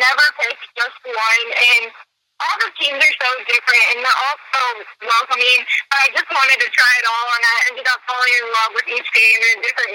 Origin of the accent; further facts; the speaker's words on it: Minonk, Illinois, United States; I'm from Minook